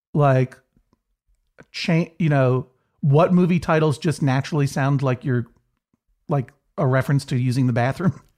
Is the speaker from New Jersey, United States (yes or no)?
no; Brookline, Massachusetts, United States; the Coolidge Corner Theater in Brookline, Massachusetts, my hometown